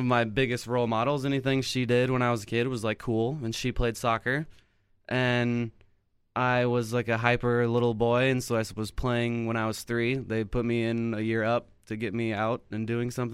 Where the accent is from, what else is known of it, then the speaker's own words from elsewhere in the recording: Lee's Summit, Missouri, United States; I am from here. I'm from Lee Summit, Missouri.